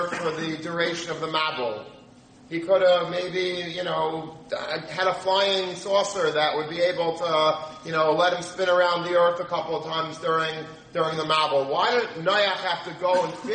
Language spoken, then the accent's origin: English; United States; we grew up in America.